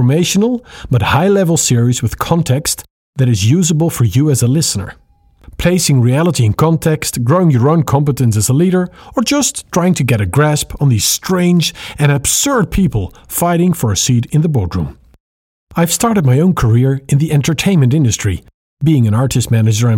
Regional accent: Netherlands; English is a second language; I'm speaking to you from the Netherlands. It's this tiny little country that nobody knows unless you tell them our capital city is Amsterdam

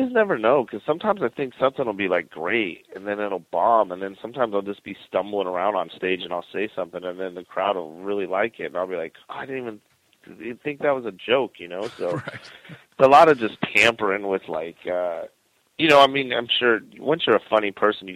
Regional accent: Wyoming, United States; moved away; also born or lived in Phoenix / Las Vegas; growing up in Wyoming

